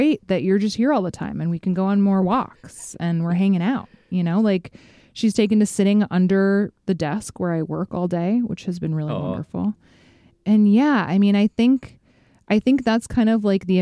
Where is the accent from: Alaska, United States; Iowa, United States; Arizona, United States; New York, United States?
Alaska, United States; Fairbanks; moved away; my hometown of Fairbanks, Alaska